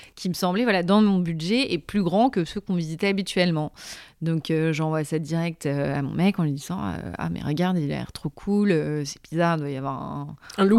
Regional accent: Paris suburbs, Île-de-France, France; now in Paris, France; donc née à Paris, j'ai grandi ensuite en maison en banlieue parisienne

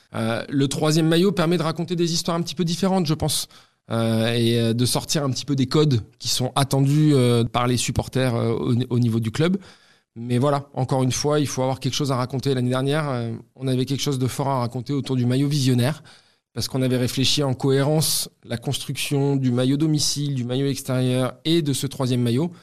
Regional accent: Toulouse, Occitania, France; also born or lived in Cergy-Pontoise, France; je suis né à sergy pontoise dans le 95. Euh, euh, mais la réalité des choses, c'est que tout le monde croit que je suis né à Toulouse, puisque je suis arrivé à l'âge de 2 ans

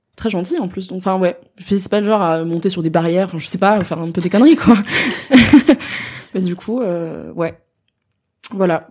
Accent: Strasbourg, Grand Est, France; moved away as an adult; now in Paris, France; je suis née, j'ai grandi à Strasbourg jusqu'à mes 18 ans.

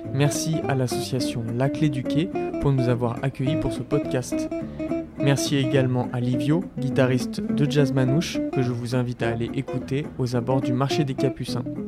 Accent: Lyon, Auvergne-Rhône-Alpes, France; now in Bordeaux, France; je viens de Lyon

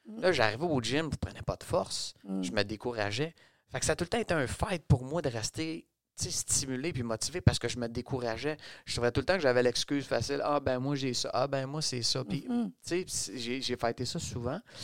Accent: Montreal, Quebec, Canada; je suis né à Montréal de deux parents

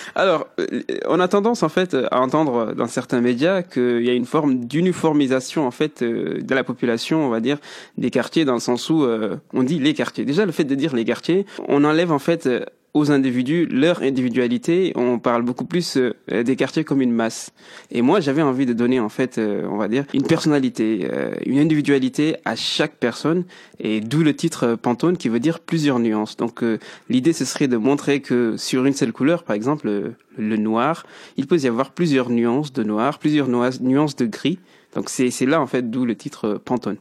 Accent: Mulhouse, Grand Est, France; also born or lived in Mauritania / Metz / Paris; Je suis originaire de la Mauritanie et je suis arrivé en France euh, à l'âge de 11 ans. Donc j'ai atterri directement ici au Coteaux où j'ai fait toute ma scolarité

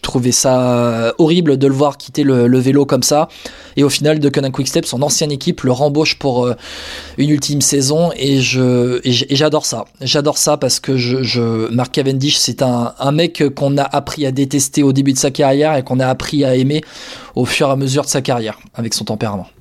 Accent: Charente, Nouvelle-Aquitaine, France; après trois saisons chez les Charentais, chez moi

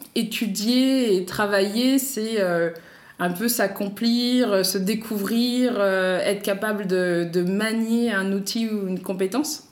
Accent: Paris, Île-de-France, France; also born or lived in La Ferrière, Île-de-France; moi, je suis parisienne et j'ai grandi à Paris et un petit peu aussi en banlieue, presque en campagne de l'Île-de-France, à la ferrière

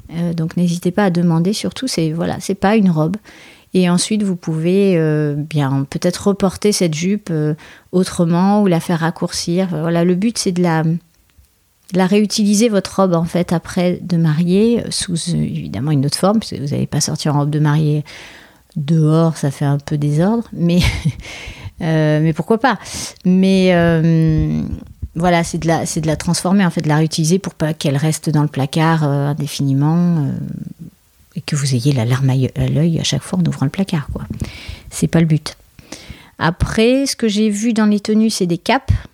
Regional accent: France; je suis française

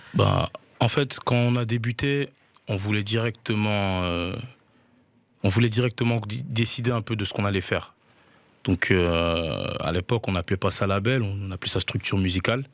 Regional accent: Liège, Wallonia, Belgium; j'ai grandi à Liège, dans le quartier de Hans, plus précisément

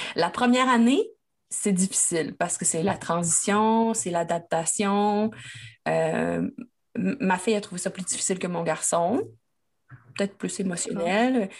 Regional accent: Quebec, Canada; moi, je suis québécoise.

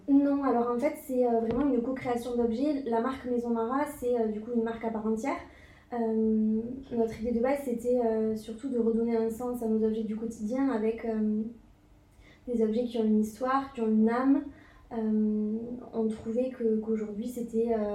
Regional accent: Toulouse, Occitania, France; also born or lived in Bordeaux; Je suis originaire de Toulouse

